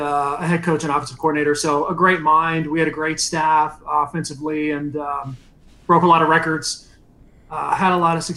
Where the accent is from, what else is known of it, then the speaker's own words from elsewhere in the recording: Phoenix, Arizona, United States; born there; I was born in Phoenix, so I had connections to Arizona State.